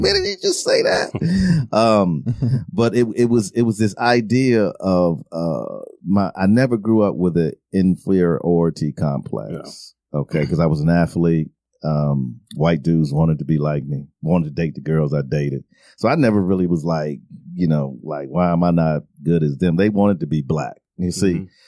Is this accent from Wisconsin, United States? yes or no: yes; Milwaukee, Wisconsin, United States; I grew up in Milwaukee, Wisconsin